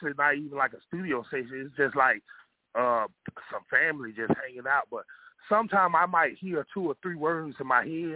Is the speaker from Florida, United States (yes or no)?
yes; Pensacola, Florida, United States; I'm from Pensacola, Florida, but my family is from Yonkers, New York